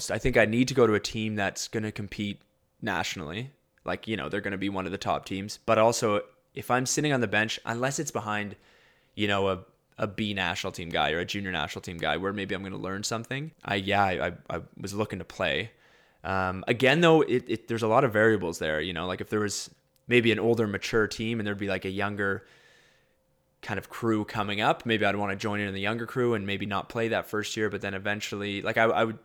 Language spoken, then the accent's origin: English; Winnipeg, Manitoba, Canada; Um, obviously, I'm from Winnipeg, so there's kind of that draw there. My dad graduated from University of Manitoba.